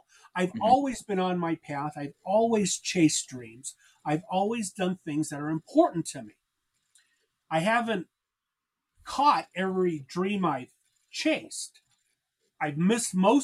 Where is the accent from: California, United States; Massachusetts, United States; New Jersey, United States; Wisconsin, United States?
California, United States; Los Angeles; When I was a boy, I grew up in Los Angeles